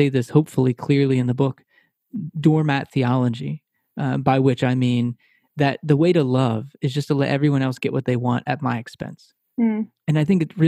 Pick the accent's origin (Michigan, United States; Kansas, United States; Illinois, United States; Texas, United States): Texas, United States; now in Philadelphia, United States; I'm from Texas. We live near Philadelphia now